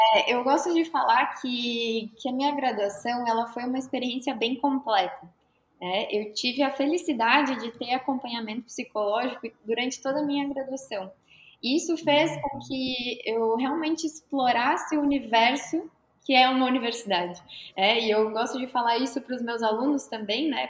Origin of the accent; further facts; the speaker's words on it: Rio Grande do Sul, Brazil; moved away as an adult; also born or lived in Caxias do Sul; now in Florianópolis, Brazil; sou gaúcha